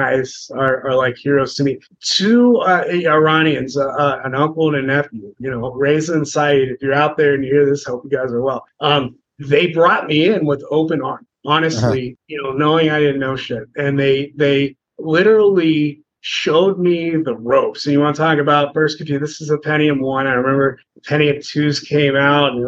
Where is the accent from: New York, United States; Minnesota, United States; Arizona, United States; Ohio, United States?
Ohio, United States; Cincinnati; I grew up in Cincinnati